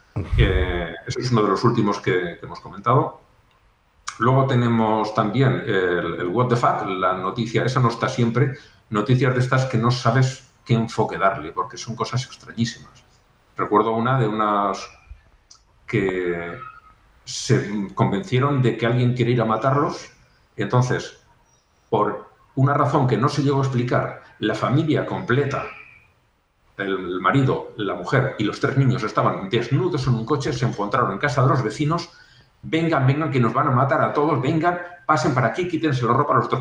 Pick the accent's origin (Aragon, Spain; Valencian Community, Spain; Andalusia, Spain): Aragon, Spain; mi pueblo no es que sea muy grande, pero unos 15.000 habitantes, para, para donde yo soy, Aragón